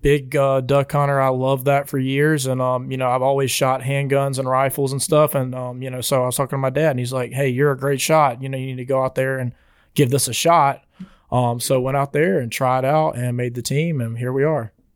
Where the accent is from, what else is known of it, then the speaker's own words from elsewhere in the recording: LaFayette, Alabama, United States; I'm from Lafayette, Alabama